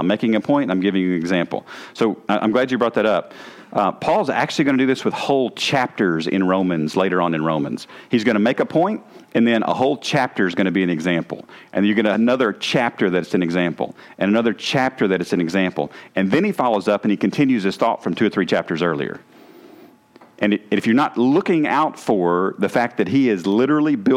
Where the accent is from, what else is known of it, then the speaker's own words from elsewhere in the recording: the South, United States; accent: southern; my southern accent